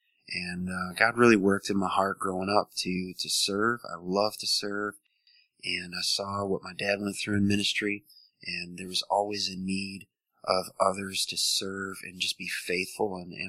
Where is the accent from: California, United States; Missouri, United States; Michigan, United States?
Missouri, United States; born there; also born or lived in Montana, United States / Wisconsin, United States; now in Richmond, United States; And so I was born in Missouri.